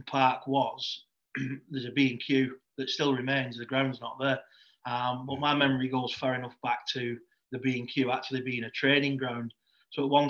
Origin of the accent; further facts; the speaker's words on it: Leigh, North West England, United Kingdom; I'm from over in Lee, so God's own country, as they say.